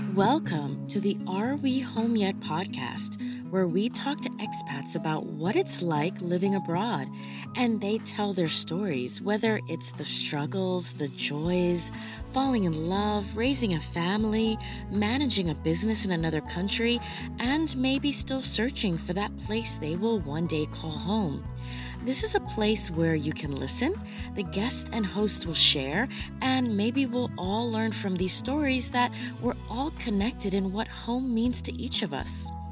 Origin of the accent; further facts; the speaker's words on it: Panama; now in China; I'm originally from Panama